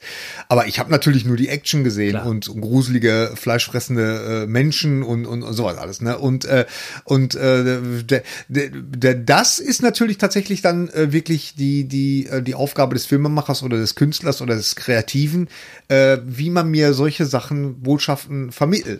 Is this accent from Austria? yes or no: no; Bochum, North Rhine-Westphalia, Germany; bei uns in Bochum